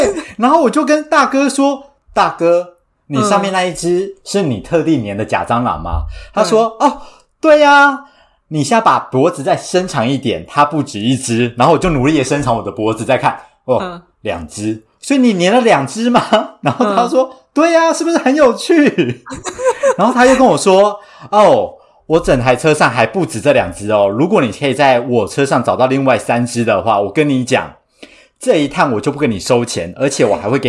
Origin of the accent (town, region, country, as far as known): Taiwan; born or raised there